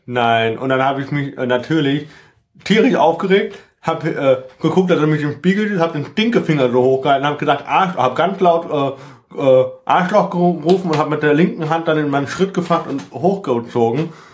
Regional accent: Lünebach, Rhineland-Palatinate, Germany; ich wurde äh, in meiner Heimat Lünebach ganz oft gezwungen, in die katholische Kirche zu gehen

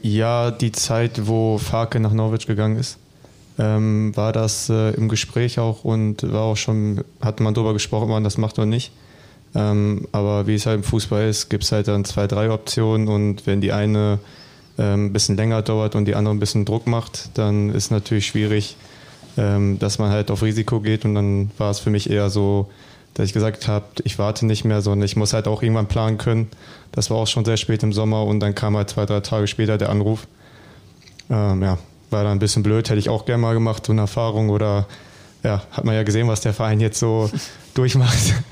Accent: Bielefeld, North Rhine-Westphalia, Germany; für mich als Bielefelder, auch als eigener Junge in der Heimat

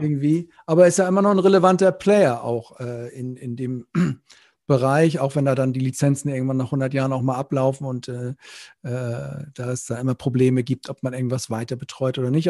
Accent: Northern Germany, Germany; now in Rhineland, Germany; ich bin ja Norddeutscher im Rheinland hier

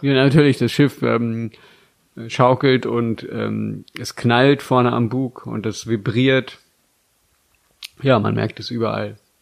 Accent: Germany; wir als Deutsche

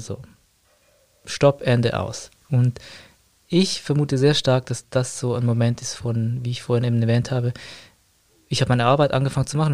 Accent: Zurich, Switzerland; bin aus Zürich

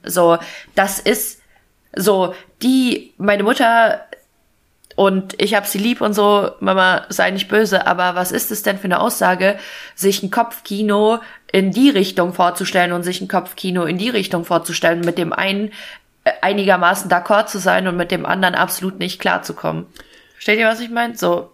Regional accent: Fulda, Hesse, Germany; ich komme ja aus Fulda

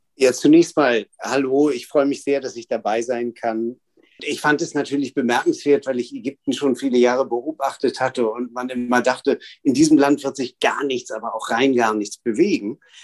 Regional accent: Berlin, Germany; also born or lived in Cairo, Egypt

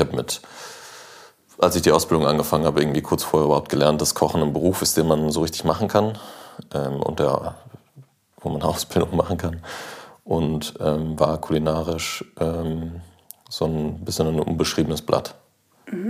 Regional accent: North Rhine-Westphalia, Germany; also born or lived in Switzerland; ich bin in Nordrhein-Westfalen aufgewachsen, in Ostwestfalen

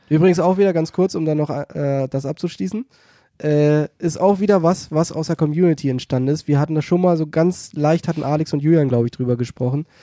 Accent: Celle, Lower Saxony, Germany; now in Hannover, Germany; ich komme ja gebürtig aus Celle oder aus der Nähe von Celle

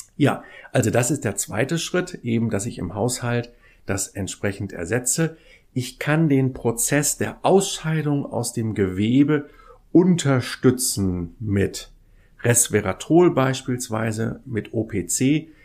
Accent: Kiel, Schleswig-Holstein, Germany; bin in Kiel ja groß geworden

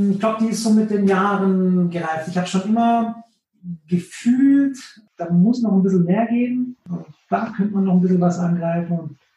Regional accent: Konstanz, Baden-Württemberg, Germany; also born or lived in Stuttgart; Genau, also ich bin äh, komplett in Konstanz geboren, aufgewachsen, äh, Schule bis auf Studium, das habe ich dann in, in, in, Stuttgart gemacht

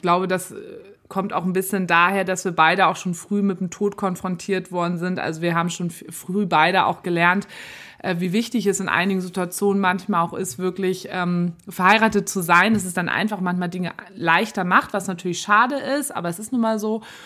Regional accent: Germany; now in Hamburg, Germany; bei uns in mhm. Deutschland

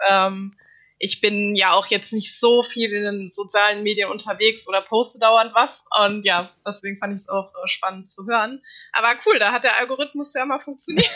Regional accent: Darmstadt, Hesse, Germany; moved away; also born or lived in North Rhine-Westphalia; ich komme aus Darmstadt

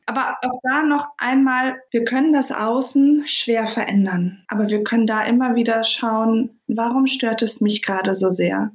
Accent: Berlin, Germany; Ich komme ja aus Berlin

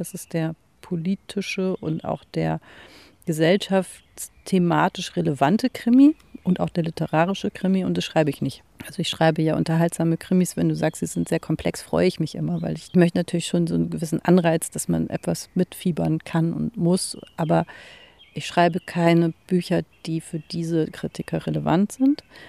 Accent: Hamburg, Germany; in der Sternschanze, wo ich aufgewachsen bin

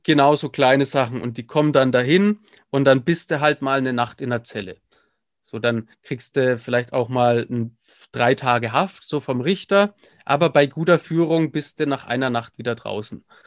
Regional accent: Nuremberg, Bavaria, Germany; bin im Prinzip aufgewachsen in der Nürnberger Südstadt.

